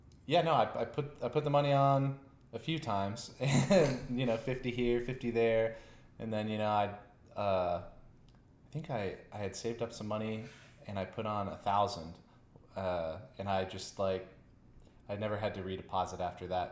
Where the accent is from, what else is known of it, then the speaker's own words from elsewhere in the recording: Virginia, United States; moved away as an adult; now in Las Vegas, United States; I started playing in Virginia online. That's my hometown